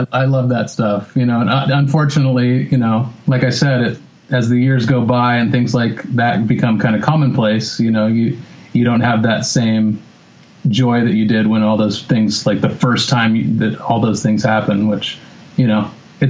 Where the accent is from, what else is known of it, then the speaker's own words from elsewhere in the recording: Bend, Oregon, United States; also born or lived in Whittier; I was born in Whittier. And then for the first, pretty much moved out of Whittier like the first year I was alive. And then the first 10 years of my life were in Bend, Oregon